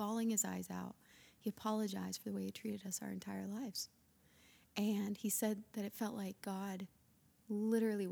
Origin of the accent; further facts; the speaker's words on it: Lookout Mountain, Northern Alabama, United States; also born or lived in Florida; Grew up in Alabama